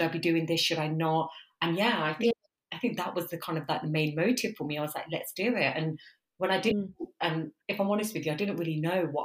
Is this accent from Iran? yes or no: no; Coventry, West Midlands, United Kingdom; accent: Midlands twang; also born or lived in London; I'm originally from the Midlands, London University, Coventry, but now I'm in Birmingham. The twang is still there